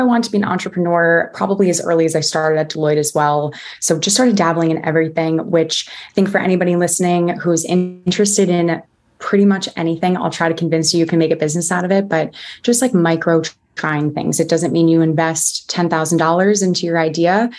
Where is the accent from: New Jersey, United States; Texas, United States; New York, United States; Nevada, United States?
New Jersey, United States; moved away as an adult; also born or lived in Baltimore; So I'm from New Jersey originally.